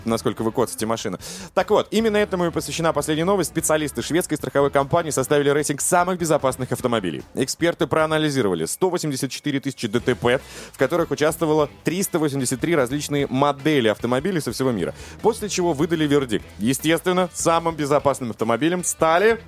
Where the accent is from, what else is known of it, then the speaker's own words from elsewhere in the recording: Russia; я рад, что родился в России